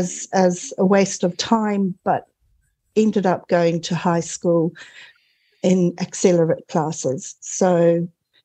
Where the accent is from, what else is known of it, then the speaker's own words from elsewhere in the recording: Zimbabwe; moved away as an adult; also born or lived in Cape Town, South Africa / United Kingdom; now in New Zealand; I was actually born in Zimbabwe during the War of Independence